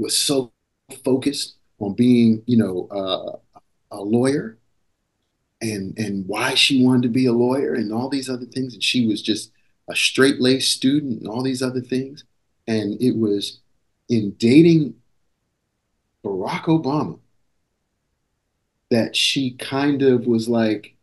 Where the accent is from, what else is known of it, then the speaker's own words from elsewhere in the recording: Maryland, United States; moved away; I grew up in Maryland